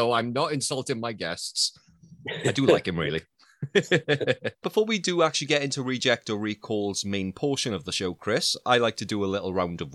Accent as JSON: {"language": "English", "town": "Swansea", "region": "Wales", "country": "United Kingdom", "said": "I'm from Swansea"}